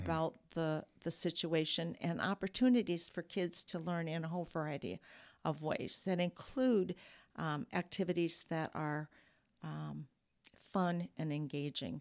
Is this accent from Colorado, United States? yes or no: no; Peoria, Illinois, United States; moved away as an adult; also born or lived in DeKalb, Illinois; now in Rockford, United States; I grew up in Peoria